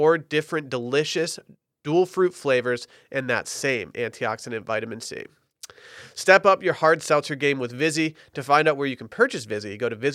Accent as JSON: {"language": "English", "town": "Harbor Springs", "region": "Michigan", "country": "United States", "tie": "born or raised there", "moved": "yes", "lives_now": "Austin, United States", "said": "my hometown, Harbor Springs, Michigan"}